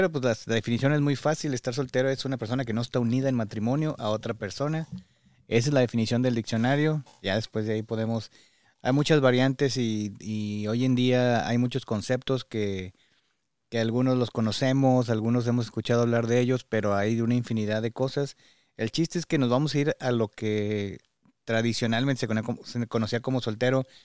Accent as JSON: {"language": "Spanish", "country": "Mexico", "said": "sobre todo creo que como mexicanos idealizamos este tipo de oportunidades de ir al primer mundo"}